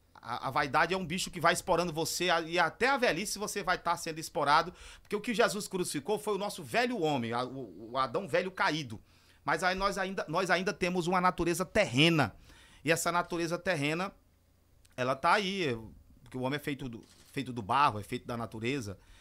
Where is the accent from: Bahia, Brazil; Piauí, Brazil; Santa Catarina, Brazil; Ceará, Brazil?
Piauí, Brazil; Barras; nasci na Renovada, sou um barrense, terra natal é Barras.